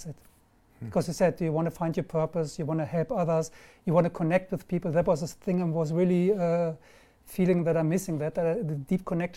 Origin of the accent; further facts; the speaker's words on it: Germany; English is a second language; also born or lived in London; now in Marbella, Spain; I'm German. I live in Marbella